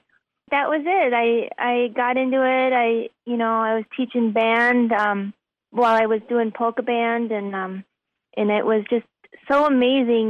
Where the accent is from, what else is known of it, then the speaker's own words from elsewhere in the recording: Wisconsin, United States; moved away; also born or lived in Minnesota / Nashville, Tennessee; I was born in Minnesota, grew up in Wisconsin